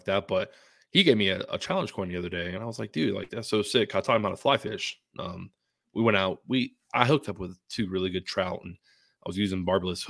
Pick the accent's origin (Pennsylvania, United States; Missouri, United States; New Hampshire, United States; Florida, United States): Florida, United States; Tampa; now in Colorado, United States; my hometown, you know, of Tampa, Florida.